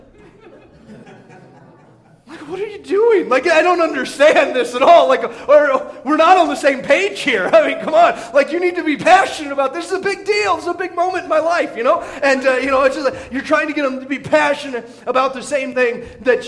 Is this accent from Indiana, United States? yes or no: yes; Indiana, United States; now in Montana, United States; growing up in Indiana